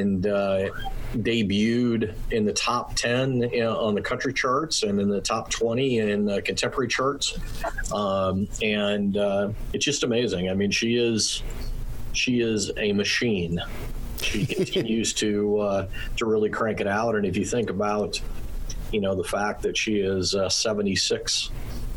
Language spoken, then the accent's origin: English; Omaha, Nebraska, United States; moved away; I grew up in Omaha, Nebraska